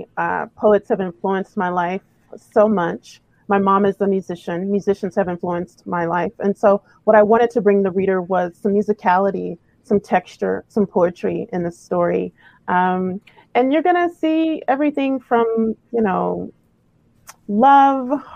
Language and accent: English; the South, United States; now in Los Angeles, United States; I grew up in the South